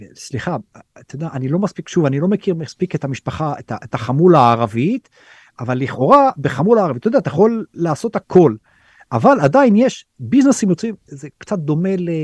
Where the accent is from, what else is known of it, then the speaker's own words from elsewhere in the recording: Israel; moved away as an adult; now in India; אנחנו כישראלים